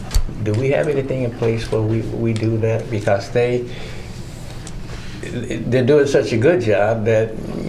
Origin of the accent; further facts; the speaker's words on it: East St. Louis, Illinois, United States; now in Iowa City, United States; I'm from East St. Louis, Illinois, and it's a very rowdy little community, and now I'm in Iowa City, and it's a quiet community. It's very peaceful, and I've been here, you know, for God knows how long.